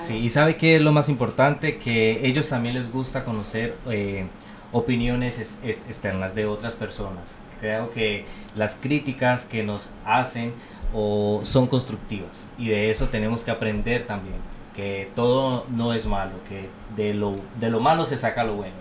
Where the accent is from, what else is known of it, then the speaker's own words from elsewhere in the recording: Colombia; moved away as an adult; now in United States; yo soy colombiano